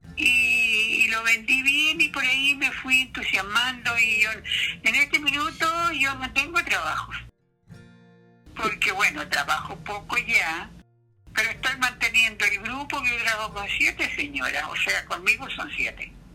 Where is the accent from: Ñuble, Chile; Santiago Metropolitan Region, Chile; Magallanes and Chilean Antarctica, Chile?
Ñuble, Chile; Ninhue; yo soy la otra de Ningüe.